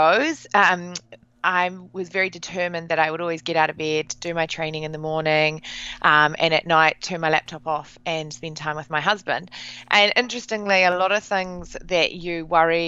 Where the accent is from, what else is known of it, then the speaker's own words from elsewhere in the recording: New Zealand; Basically, I'm from New Zealand